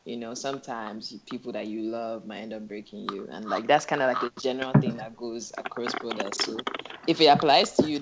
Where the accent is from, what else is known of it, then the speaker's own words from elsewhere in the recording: Abuja, Federal Capital Territory, Nigeria; moved away as an adult; also born or lived in England; grew up in Abuja. Most of my life spent in Abuja. I went to school in England